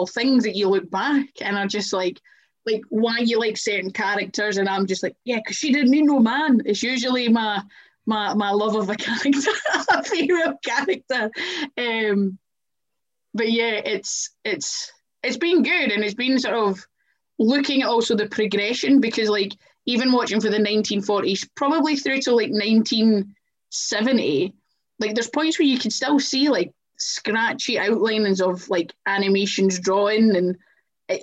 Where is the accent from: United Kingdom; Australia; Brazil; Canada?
United Kingdom; Scotland; we're Scottish